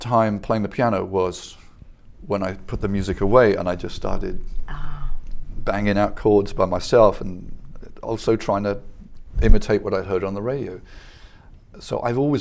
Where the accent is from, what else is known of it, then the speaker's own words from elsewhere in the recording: England, United Kingdom; moved away; I grew up in England